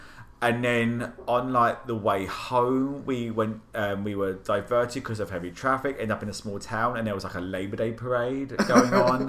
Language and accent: English; United Kingdom; I'm as a Brit